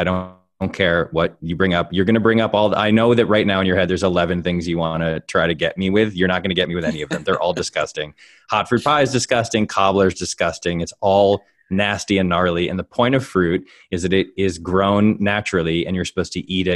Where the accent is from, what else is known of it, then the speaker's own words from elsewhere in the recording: New England, United States; I grew up in New England.